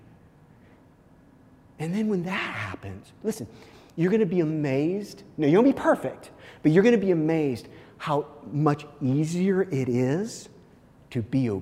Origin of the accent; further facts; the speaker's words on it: Kansas City, Missouri, United States; I actually grew up in Missouri, but very close to the Kansas line